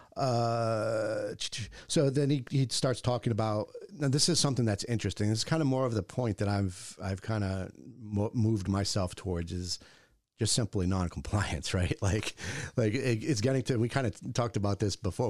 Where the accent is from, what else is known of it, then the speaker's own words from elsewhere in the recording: Bristol, Rhode Island, United States; I grew up in Bristol